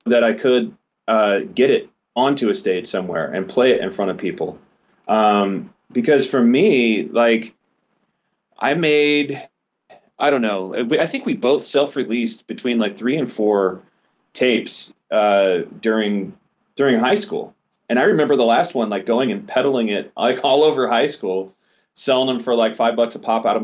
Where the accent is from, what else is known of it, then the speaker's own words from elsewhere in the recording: St. Louis, Missouri, United States; now in Los Angeles, United States; we grew up in North County, St. Louis